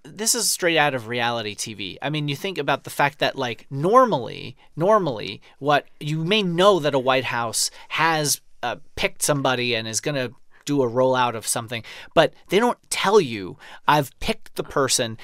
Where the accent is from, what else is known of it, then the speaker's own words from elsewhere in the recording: New York City, New York, United States; moved away; someone who grew up fifteen minutes from it